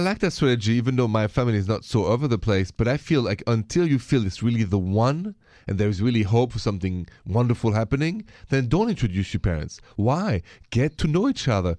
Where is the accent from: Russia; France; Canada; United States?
France; accent: French; moved away; My accent is French